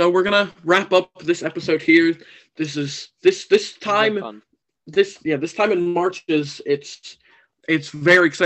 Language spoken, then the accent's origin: English; New Jersey, United States; we're we're from Jersey